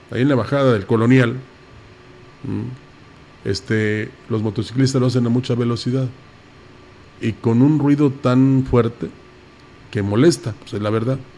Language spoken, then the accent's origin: Spanish; Mexico; así somos los mexicanos?